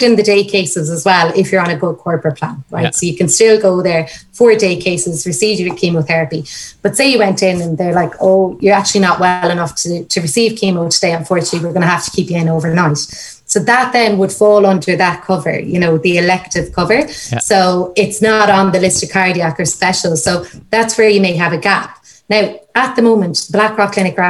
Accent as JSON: {"language": "English", "town": "Limerick", "region": "Munster", "country": "Ireland", "moved": "yes", "said": "I'm from Limerick originally."}